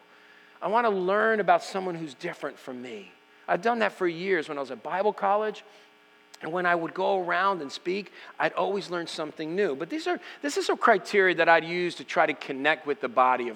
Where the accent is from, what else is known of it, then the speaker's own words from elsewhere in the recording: United States; I'm American.